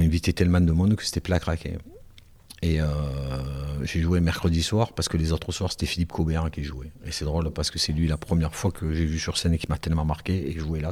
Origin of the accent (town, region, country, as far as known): Marseille, Provence-Alpes-Côte d'Azur, France; accent: Marseille accent